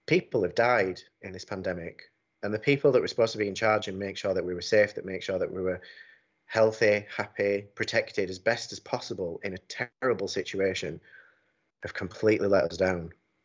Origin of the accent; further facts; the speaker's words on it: United Kingdom; I'm a Brit and I love Britain.